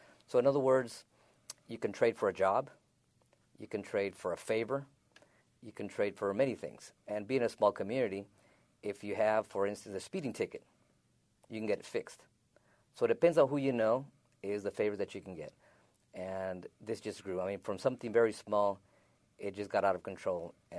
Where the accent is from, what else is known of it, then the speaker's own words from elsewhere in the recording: California, United States; moved away as an adult; now in San Luis, United States; I live in San Luis, Arizona. I moved to San Luis, Arizona in 1986. I'm originally from California, Southern California.